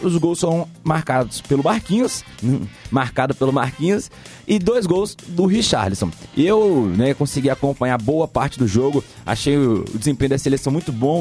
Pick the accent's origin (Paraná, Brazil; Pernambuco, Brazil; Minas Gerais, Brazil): Minas Gerais, Brazil; Belo Horizonte; como bom Belo Horizontino, como bom mineiro